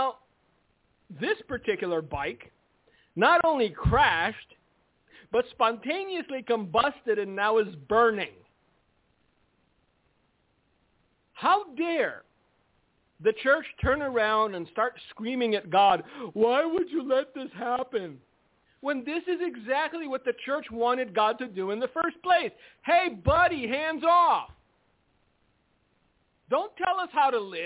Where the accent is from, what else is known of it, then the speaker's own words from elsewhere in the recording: United States; we're America, and we're Americans, and we're American Christians